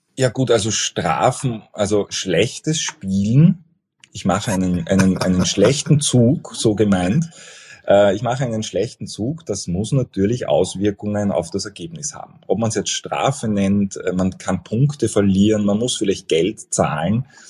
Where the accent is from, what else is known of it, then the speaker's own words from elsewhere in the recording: Vienna, Austria; ich bin, bin ein Wiener